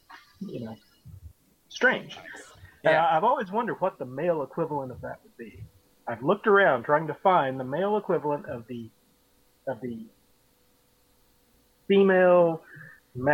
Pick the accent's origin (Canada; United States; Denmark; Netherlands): United States; the South; accent: Southern; I can only do Southern because I'm Southern.